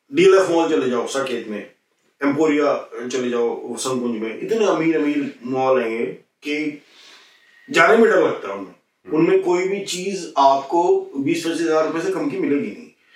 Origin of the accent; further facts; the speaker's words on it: UP, Uttar Pradesh, India; मैं यूपी से हूं